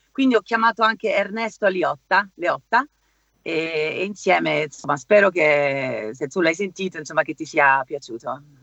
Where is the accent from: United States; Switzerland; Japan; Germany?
Germany; Cologne, North Rhine-Westphalia; also born or lived in Sicily; Io sono siciliana, cresciuta in Germa-, nata e cresciuta in Germania, ma le origini sono siguli